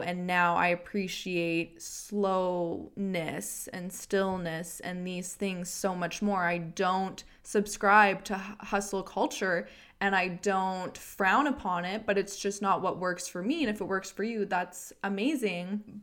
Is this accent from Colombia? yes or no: no; Edmonton, Alberta, Canada; I'm from Edmonton and I worked